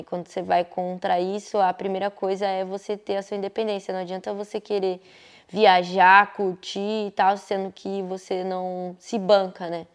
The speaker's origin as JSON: {"language": "Portuguese", "town": "Taboão da Serra", "region": "São Paulo", "country": "Brazil", "tie": "born or raised there", "moved": "as an adult", "said": "onde eu cresci, que eu, eu nasci no Taboão da Serra, né? Ali, Butantã e tal"}